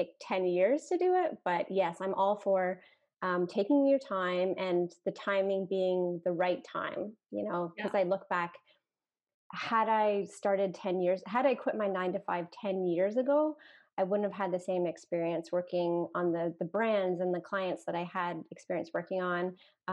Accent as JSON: {"language": "English", "country": "Canada", "said": "I'm a Canadian"}